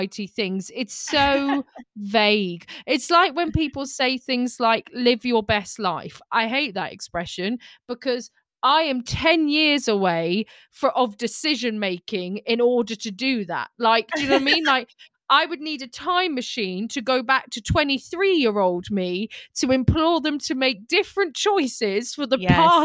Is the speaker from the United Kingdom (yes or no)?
yes; England, United Kingdom; I'm very English